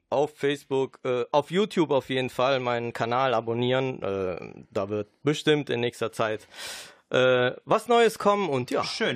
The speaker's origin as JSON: {"language": "German", "town": "Düsseldorf", "region": "North Rhine-Westphalia", "country": "Germany", "tie": "born or raised there", "first_language": "Sicilian and German", "said": "ich bin in Düsseldorf geboren"}